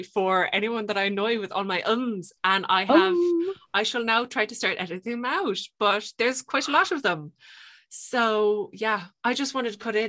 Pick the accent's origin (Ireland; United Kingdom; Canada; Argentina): Ireland; Limerick, Munster; I'm so Irish.